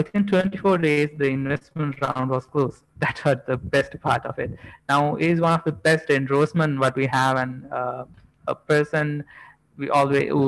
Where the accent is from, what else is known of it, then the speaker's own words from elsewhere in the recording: Jaffna, Northern Province, Sri Lanka; now in Colombo, Sri Lanka; since we are all coming from Jaffna